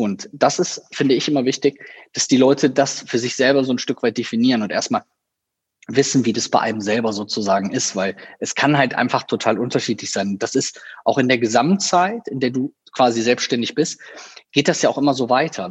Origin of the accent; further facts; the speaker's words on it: Viersen, North Rhine-Westphalia, Germany; also born or lived in Düsseldorf / Cologne; in meiner Heimatstadt, in der ich auch geboren wurde, in ähm, einem kleinen Dörfchen, was zu Viersen gehört